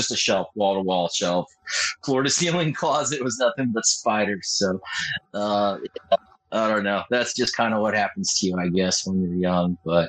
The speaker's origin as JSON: {"language": "English", "region": "California", "country": "United States", "said": "First of all, I'm from Southern California. I live in San Diego."}